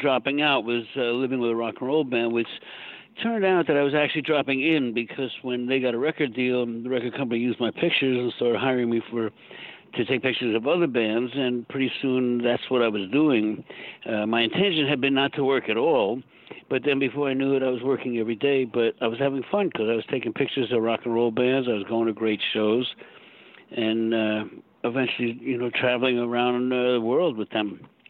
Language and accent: English; Long Island, New York, United States; No, I grew up on Long Island.